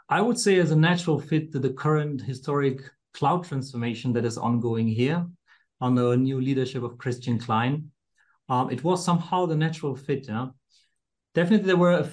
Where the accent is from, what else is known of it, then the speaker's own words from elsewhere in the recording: Afghanistan; also born or lived in Karlsruhe, Germany; now in Walldorf, Germany; I'm originally from Afghanistan.